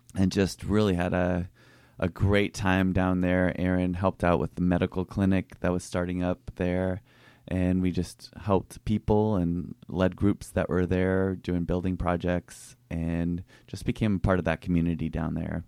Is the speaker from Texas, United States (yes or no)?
no; Minneapolis, Minnesota, United States; moved away as an adult; also born or lived in Boston / Pasadena / Seattle; now in La Jolla, United States; I grew up in Minnesota, in a suburb of Minneapolis